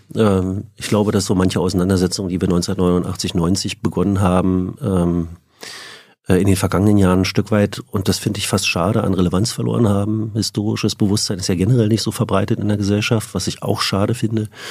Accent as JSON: {"language": "German", "town": "Frankfurt", "region": "Brandenburg", "country": "Germany", "tie": "born or raised there", "also_born_or_lived": "Schwerin", "moved": "yes", "lives_now": "Berlin, Germany", "said": "Ich bin in Schwerin geboren, ähm, in Frankfurt oder aufgewachsen. 1988 sind meine Eltern nach Berlin gezogen"}